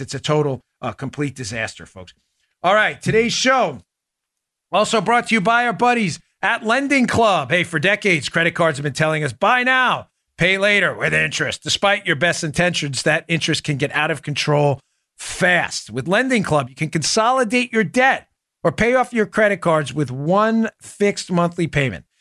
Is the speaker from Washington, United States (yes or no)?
no; New York City, New York, United States; And I'm from Queens.